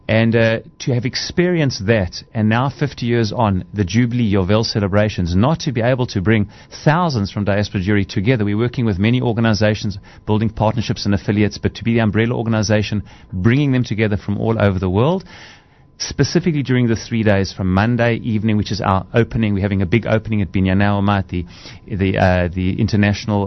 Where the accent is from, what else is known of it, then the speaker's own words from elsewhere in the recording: South Africa; accent: South African; moved away as an adult; also born or lived in Israel; my accent is a South African accent.